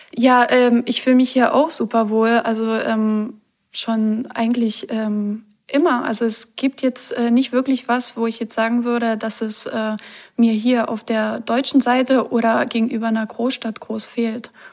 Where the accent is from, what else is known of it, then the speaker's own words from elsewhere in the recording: Poland; moved away as an adult; now in Germany; ich bin in Polen aufgewachsen